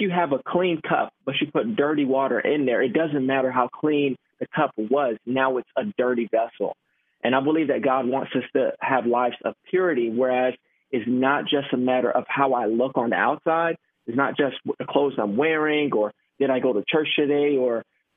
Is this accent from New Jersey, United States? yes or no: no; Miami, Florida, United States; moved away as an adult; now in Tampa, United States; I'm born and raised in Miami, Florida, Jamaican background